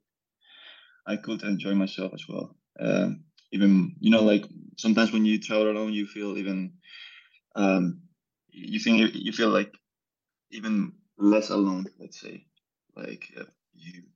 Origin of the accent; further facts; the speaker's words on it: Seville, Andalusia, Spain; moved away as an adult; also born or lived in Black Forest, Germany; now in Germany; from Sevilla